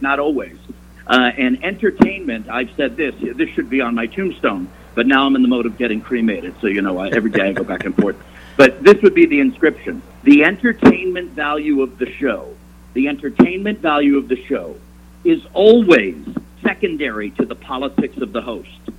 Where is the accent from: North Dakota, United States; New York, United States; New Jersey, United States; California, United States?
New York, United States; moved away; when I was growing up in New York, such a large, big, booming metropolis